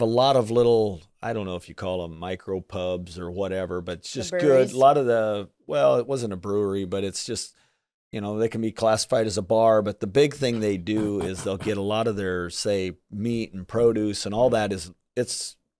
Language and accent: English; Midwest, United States; growing up in the Midwest, I mean, we always heard Midwest values and work ethics and things like that.